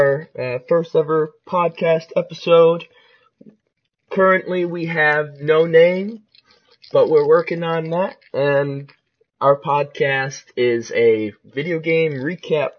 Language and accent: English; Ohio, United States; also born or lived in Pensacola, Florida; I'm an Ohio native. Well, I was born in Florida, but not there anymore